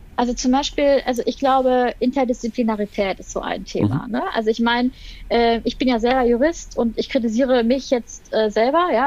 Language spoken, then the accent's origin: German; Germany; wir eigentlich als, als, als Deutsche